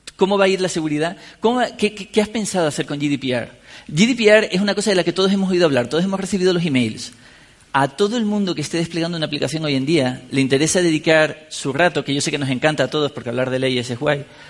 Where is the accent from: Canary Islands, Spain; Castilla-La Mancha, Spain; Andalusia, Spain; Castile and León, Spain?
Canary Islands, Spain; San Cristóbal de La Laguna; yo soy de La Laguna, en Tenerife